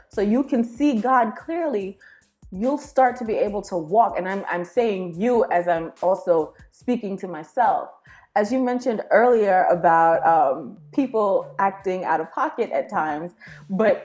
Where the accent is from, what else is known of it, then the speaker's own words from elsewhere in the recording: New York, United States; I'm a New Yorker